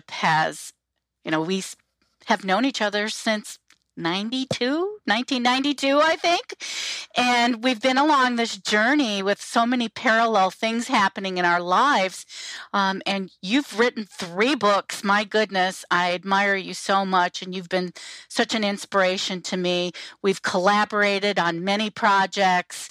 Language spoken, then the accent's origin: English; Cleveland, Ohio, United States; I grew up in the Cleveland area of Ohio.